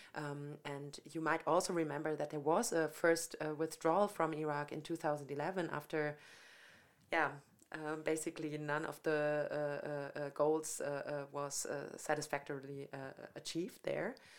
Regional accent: Franconia, Bavaria, Germany; moved away as an adult; also born or lived in Munich; I came from Franconia

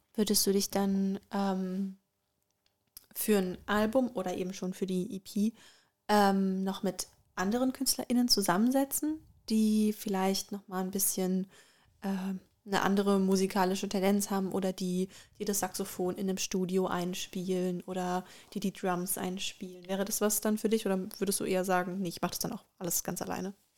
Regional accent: Germany; bei uns in Deutschland

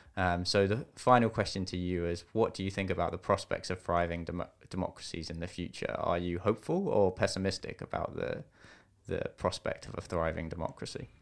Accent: United Kingdom; accent: British; I'm British, you may be able to tell from the accent.

